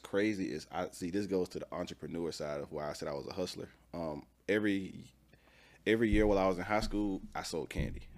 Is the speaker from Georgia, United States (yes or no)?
yes; Atlanta, Georgia, United States; I'm from Atlanta. Uh, the city, to be specifically. Uh, grew up on a little bit of the east side, then we moved to the south side